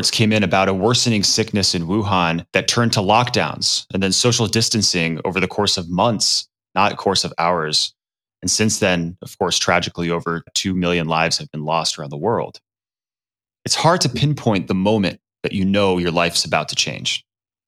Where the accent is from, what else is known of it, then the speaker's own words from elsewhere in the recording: Los Angeles, California, United States; I was a small child growing up in Los Angeles